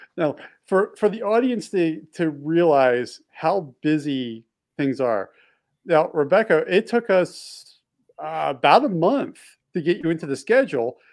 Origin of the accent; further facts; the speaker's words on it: East Coast, Baltimore D.C. area, Mid-Atlantic, United States; I grew up on the East Coast. We had nor'easters roll through where we get snowstorms, and when snowstorms used to roll through, especially when you're in the in the um, like the Baltimore D.C. area, this, the Mid Atlantic area